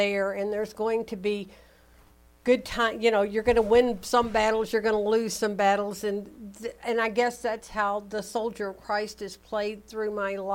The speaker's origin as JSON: {"language": "English", "area": "the Baptist Belt", "region": "Southern United States", "country": "United States", "tie": "born or raised there", "said": "growing up in the Baptist Belt"}